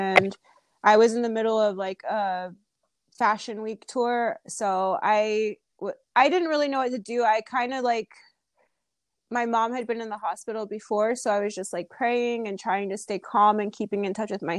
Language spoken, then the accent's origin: English; United States; I started a blog because I wanted to kind of share my experience as an American in another country, and I wanted to write about it.